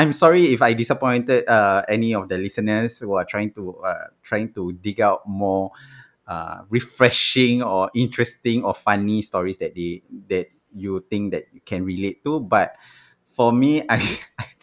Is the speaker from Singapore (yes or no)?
yes; Singapore; Uh, then the Singaporeans, especially the Singaporeans, but I'm Singaporean. Why can't I get more discount?